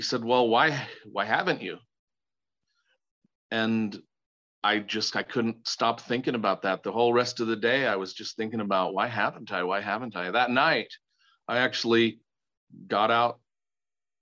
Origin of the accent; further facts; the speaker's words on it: Sevier County, Utah, United States; I grew up in Sevier County, Utah.